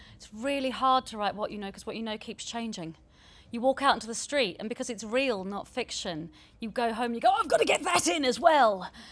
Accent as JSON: {"language": "English", "country": "New Zealand", "tie": "born or raised there", "also_born_or_lived": "southeast London", "moved": "yes", "lives_now": "London, United Kingdom", "said": "where my mum was born, where I was born before I grew up in New Zealand and got this accent"}